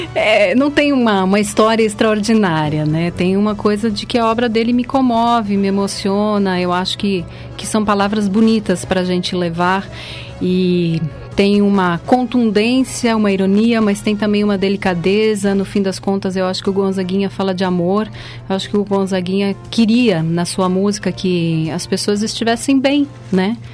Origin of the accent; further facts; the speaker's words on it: Ciríaco, Rio Grande do Sul, Brazil; Eu sou do de Siríaco, que é uma cidade no interior do estado, na Serra Gaúcha. Sou de uma comunidade rural no interior de Siríaco chamada São João Bosco